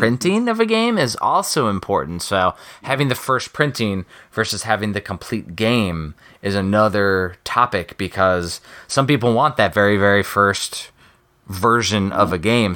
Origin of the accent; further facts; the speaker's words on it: Midwest, United States; moved away; I'm from the Midwest.